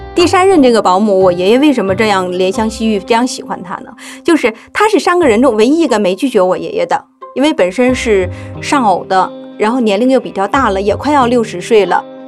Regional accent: Northeast China, China; 我们的故乡是这样的一种社会，东北所有的城市基本上都面临着资源枯竭，传统的工业化产业停滞这样的一个状态

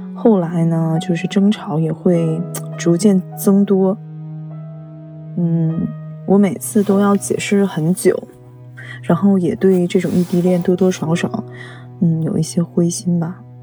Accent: Shenyang, Liaoning, China; also born or lived in Changchun; 我是沈阳人

